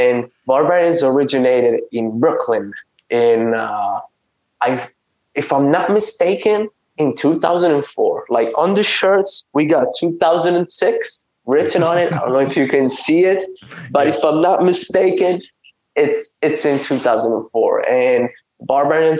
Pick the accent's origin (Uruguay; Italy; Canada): Italy; I'm from Italy. I've lived in Italy my whole life